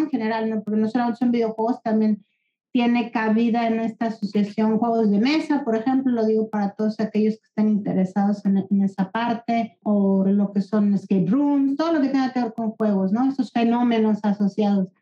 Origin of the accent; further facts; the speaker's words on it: Guadalajara, Jalisco, Mexico; moved away as an adult; now in Barcelona, Spain; soy de Guadalajara. Hace 20 años me vine a vivir aquí a, Barcelona